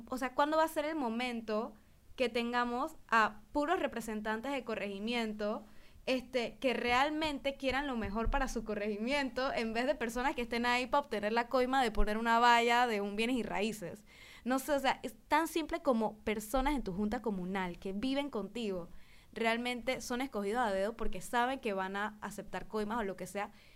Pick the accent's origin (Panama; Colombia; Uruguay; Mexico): Panama; nosotros como panameños